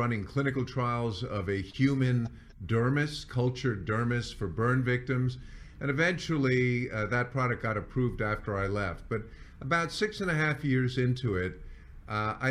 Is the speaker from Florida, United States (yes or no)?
no; New York, United States; moved away as an adult; also born or lived in San Diego / Las Vegas; moved to New York, which is my hometown